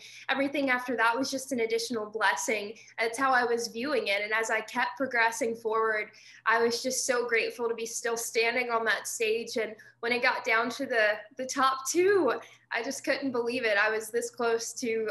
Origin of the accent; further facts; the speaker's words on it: Mississippi, United States; my hometown in Mississippi is just 30 minutes down the road from Elvis Presley's birthplace